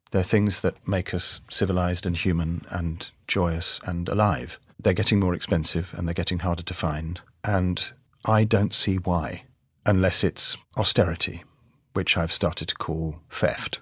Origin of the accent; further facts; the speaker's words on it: London, United Kingdom; I grew up in South London, and when I go and see my football team, A F C Wimbledon, I still come out talking like this